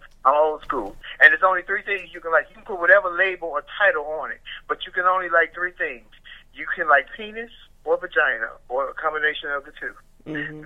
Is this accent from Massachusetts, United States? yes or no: no; Chicago, Illinois, United States; I'm from Chicago, so I worked in Chicago